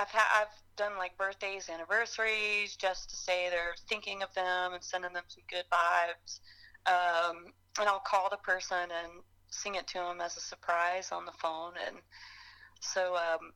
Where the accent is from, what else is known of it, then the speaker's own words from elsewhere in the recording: Marshall, North Carolina, United States; also born or lived in Boone, North Carolina; I grew up in Marshall.